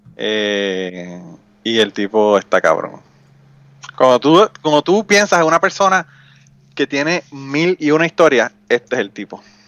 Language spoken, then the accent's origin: Spanish; Utuado, Puerto Rico; Y yo nací, me crié en Utuado. Eh, estudié allá en Utuado hasta que terminé la universidad.